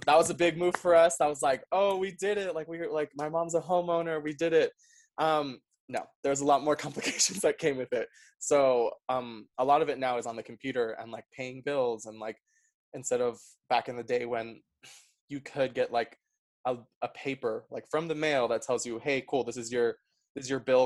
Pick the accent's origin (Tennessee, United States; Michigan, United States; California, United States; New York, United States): New York, United States; New York City; first language Spanish; English is a second language; also born or lived in Paraguay / Utah; I'm from New York City. Um, I was raised in Queens, very diverse neighborhood